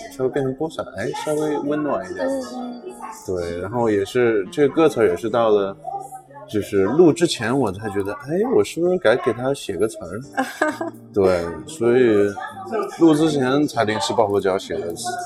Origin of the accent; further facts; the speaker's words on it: China; 我们中国人